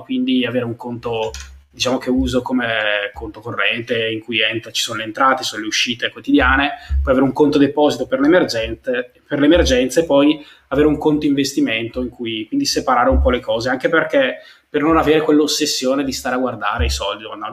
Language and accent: Italian; Brescia, Lombardy, Italy; io comunque vengo da Brescia, quindi dalla provincia